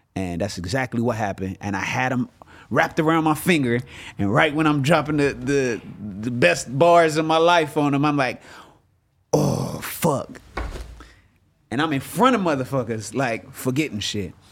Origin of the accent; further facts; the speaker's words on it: Inglewood, California, United States; I'm from Inglewood, California